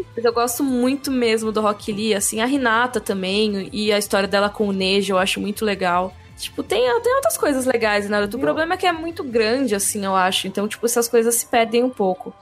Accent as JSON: {"language": "Portuguese", "region": "São Paulo", "country": "Brazil", "tie": "born or raised there", "said": "Eu cresci em São Paulo"}